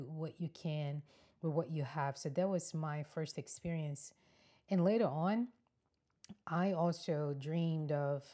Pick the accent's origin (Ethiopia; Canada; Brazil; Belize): Brazil; moved away as an adult; now in United States; I am from Brazil, born and raised.